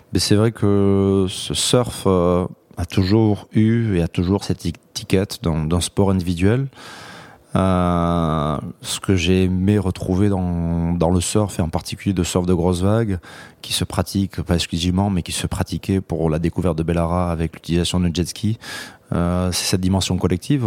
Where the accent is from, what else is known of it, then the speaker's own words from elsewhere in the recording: Hendaye, Nouvelle-Aquitaine, France; Les premières vagues, c'est exclusivement dans ma ville natale d'Andaï, qui est une plage bien particulière au sud de la côte basque, à la frontière avec le Pays basque espagnol